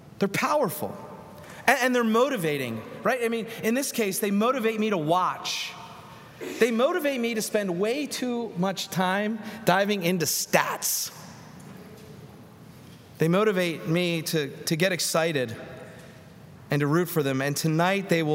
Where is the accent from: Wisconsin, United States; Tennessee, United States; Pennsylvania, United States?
Pennsylvania, United States; Philadelphia; now in Atlanta, United States; In the little row home I grew up in Northeast Philadelphia, a wonderful blue-collar neighborhood there